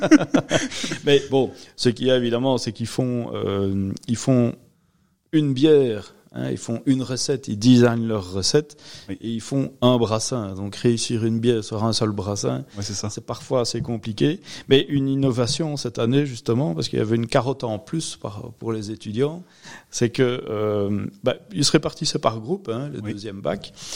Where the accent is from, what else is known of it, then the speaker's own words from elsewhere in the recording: Rochefort, Wallonia, Belgium; Je suis originaire de Rochefort